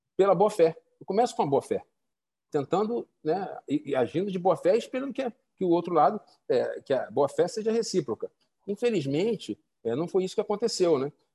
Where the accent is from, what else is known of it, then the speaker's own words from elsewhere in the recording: Rio de Janeiro, Brazil; moved away as an adult; also born or lived in Roraima / Maranhão; now in Amazonas, Brazil; Eu sou carioca, vim para a Amazônia tem 10 anos, trabalhei em Roraima, Maranhão, que fica na Amazônia Legal, e, aqui no, no, Amazonas agora